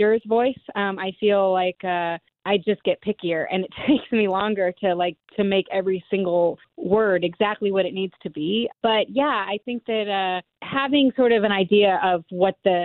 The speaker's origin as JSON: {"language": "English", "region": "Alabama", "country": "United States", "tie": "born or raised there", "said": "we both grew up in Alabama"}